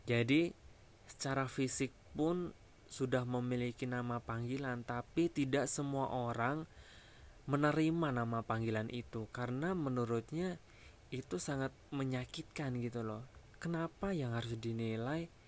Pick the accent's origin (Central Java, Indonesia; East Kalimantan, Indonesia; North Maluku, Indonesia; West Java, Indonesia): Central Java, Indonesia; Wonogiri; now in Jakarta, Indonesia; di kampung aku tinggal di Jawa Tengah Wonogiri tapi dulu ya sekarang udah di Jakarta